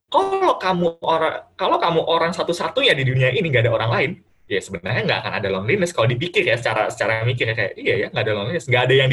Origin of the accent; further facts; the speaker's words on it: Bekasi, West Java, Indonesia; Jadi kayak misalkan yang biasa misalkan aku orang Bekasi nih kan uh, ngomongnya gue lu atau segala macam.